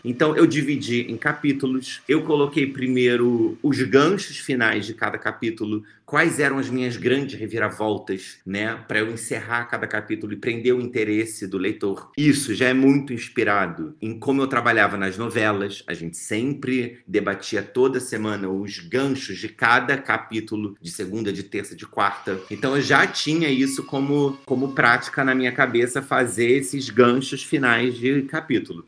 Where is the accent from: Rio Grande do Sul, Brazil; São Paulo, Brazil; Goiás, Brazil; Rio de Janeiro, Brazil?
Rio de Janeiro, Brazil; eu falo aqui do Rio de Janeiro, sou carioca